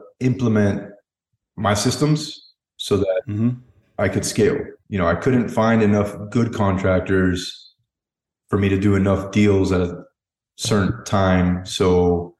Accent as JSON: {"language": "English", "country": "United States", "tie": "born or raised there", "said": "Both parents Cuban, and then I was born in America"}